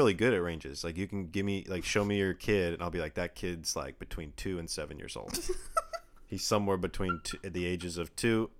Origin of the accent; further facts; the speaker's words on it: Redmond, Washington, United States; also born or lived in Bellevue; I was born in Bellevue, Washington. {S1} Mm-hmm. {S0} I was raised in Redmond, Washington.